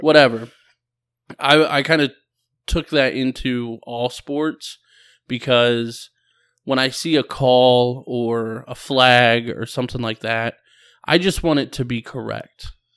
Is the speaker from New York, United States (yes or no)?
no; Ohio, United States; we're both from Ohio